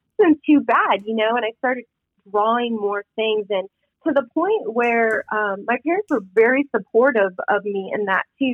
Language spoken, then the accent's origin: English; Midwest, United States; growing up in the Midwest, you were a nurse or a teacher